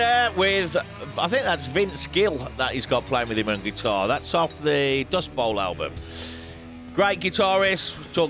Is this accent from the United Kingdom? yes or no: yes; England, United Kingdom; now in Spain; Chaves, we'd actually pronounce it in England.